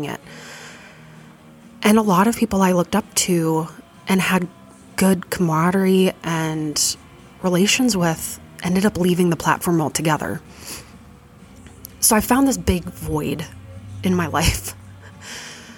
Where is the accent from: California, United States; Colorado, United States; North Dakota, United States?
North Dakota, United States; Fargo; growing up in Fargo, North Dakota